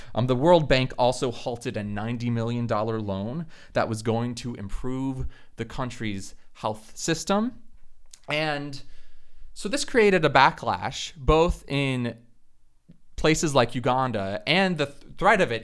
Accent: Florida, United States; in Florida, the state where I'm from

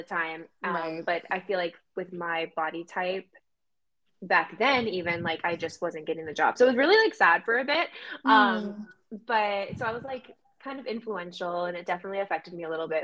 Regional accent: Maine, United States; moved away as an adult; now in Boston, United States; then we moved to Maine and I was there for most of my life.

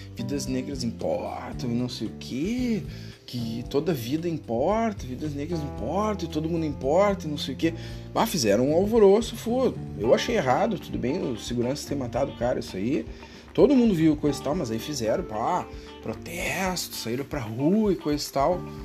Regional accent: Rio Grande do Sul, Brazil; eu sou do Rio Grande do Sul

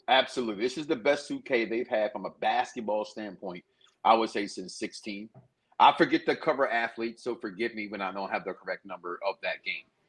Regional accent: Chicago, Illinois, United States; now in Florida, United States; I'm from Chicago.

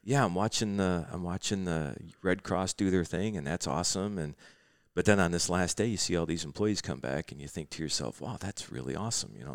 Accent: Midwest, United States; Growing up in the Midwest and fishing the Great Lakes

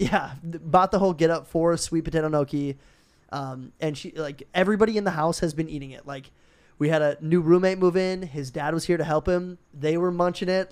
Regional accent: Minnesota, United States; moved away; we're both from Minnesota

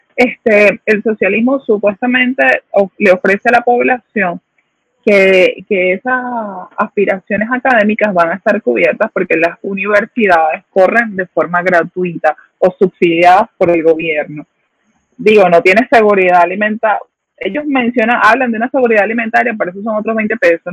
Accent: Aragua, Venezuela; moved away as an adult; also born or lived in Caracas, Venezuela / Guárico, Venezuela; now in Puerto Rico; yo nací en Caracas, eh, crecí en el estado Aragua

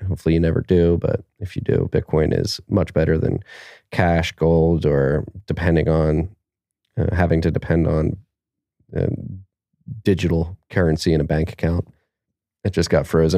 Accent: United States

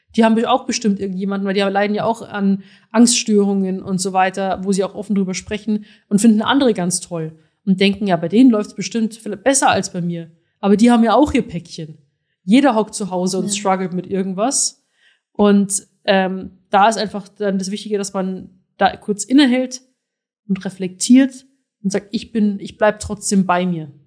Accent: Rosenheim, Bavaria, Germany; now in Berlin, Germany; ich komme aus Rosenheim

